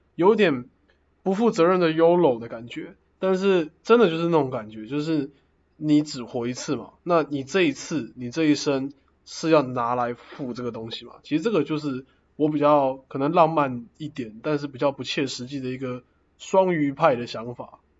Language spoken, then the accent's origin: Chinese; Taoyuan, Taiwan; moved away as an adult; also born or lived in Taichung; now in Zhonghe, Taiwan; 我是桃园人， 但我现在住在中和